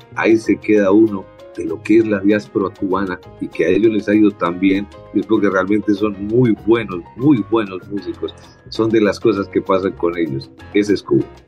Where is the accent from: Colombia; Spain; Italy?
Colombia; uno como colombiano